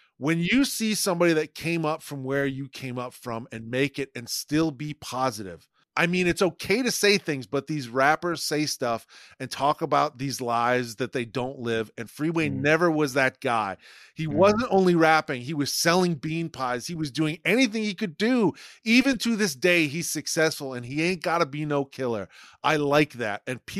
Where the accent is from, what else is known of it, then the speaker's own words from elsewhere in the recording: Toledo, Ohio, United States; I am proudly from Toledo, Ohio, and I wish I was from Philadelphia.